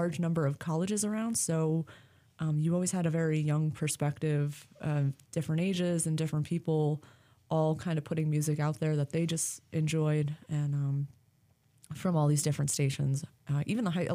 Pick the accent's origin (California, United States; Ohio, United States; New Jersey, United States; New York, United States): New York, United States; now in Florida, United States; I grew up in New York, about an hour and a half north of the city, so downstate area